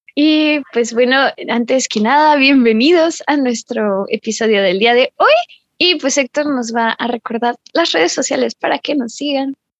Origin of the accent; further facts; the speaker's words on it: Mexico; somos mexicanos